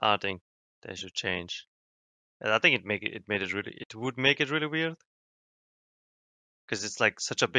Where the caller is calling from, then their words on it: Harrisburg, Pennsylvania, United States; Harrisburg, PA.